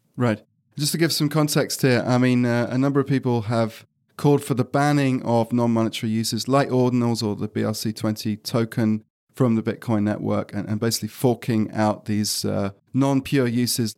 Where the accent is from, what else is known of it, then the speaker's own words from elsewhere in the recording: United Kingdom; I'm British